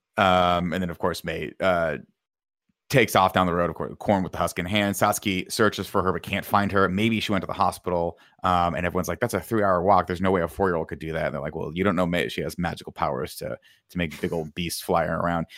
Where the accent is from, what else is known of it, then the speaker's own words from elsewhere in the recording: Riverside, California, United States; I'm from Riverside, California